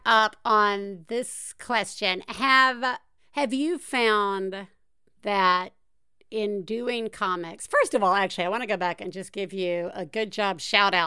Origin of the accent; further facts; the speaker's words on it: the South, United States; I'm from the South.